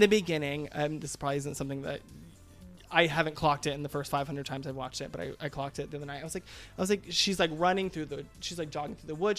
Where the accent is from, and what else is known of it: United States